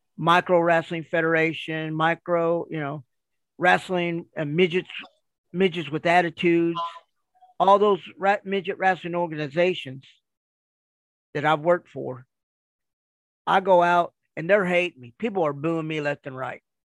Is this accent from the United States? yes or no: yes; Kansas City, United States; now in Kentucky, United States; I live in Kentucky. I'm originally from Kansas City